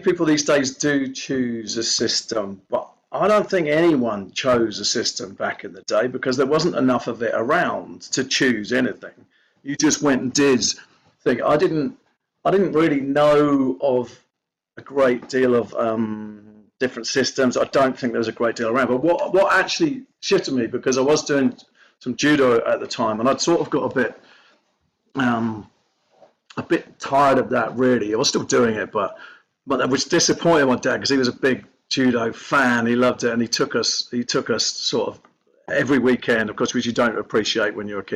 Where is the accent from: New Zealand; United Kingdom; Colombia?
United Kingdom; Belfast, Northern Ireland; we're from Belfast, we're a Northern Irish family